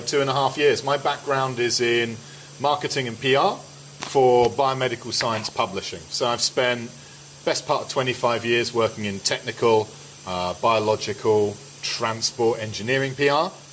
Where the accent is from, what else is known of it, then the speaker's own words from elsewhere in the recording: London, United Kingdom; I'm not Polish, I'm a Londoner